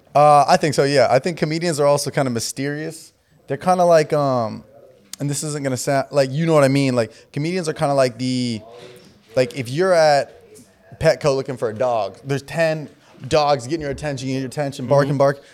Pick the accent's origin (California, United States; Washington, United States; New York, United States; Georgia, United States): California, United States; Southern; I grew up in Southern California, so my whole life was California.